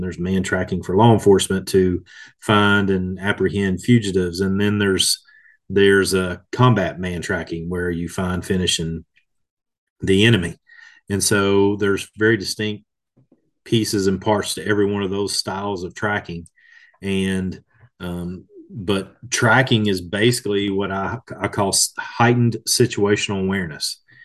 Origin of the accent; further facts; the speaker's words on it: Kentucky, United States; here in my home state of Kentucky